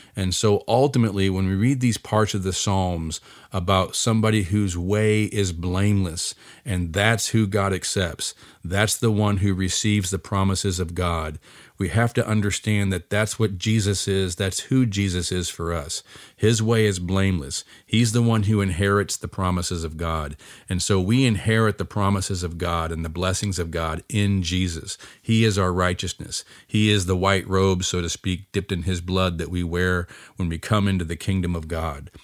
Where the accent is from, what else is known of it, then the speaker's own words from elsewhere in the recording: United States; I'm an American like anybody else